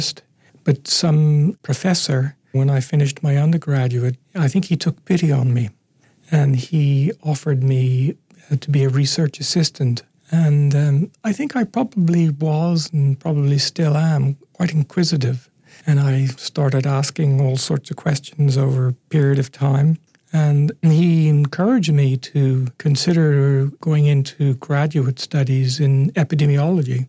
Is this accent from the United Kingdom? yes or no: no; Ireland; now in Canada; growing up in Ireland in the 60s